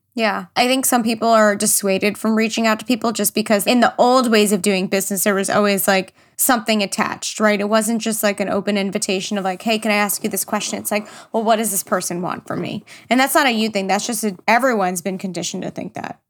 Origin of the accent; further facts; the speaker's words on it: New York, United States; I'm from New York